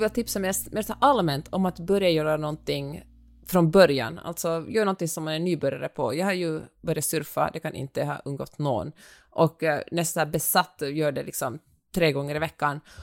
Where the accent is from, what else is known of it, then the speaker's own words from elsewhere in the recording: Finland; accent: Finland-Swedish; min finlandssvenska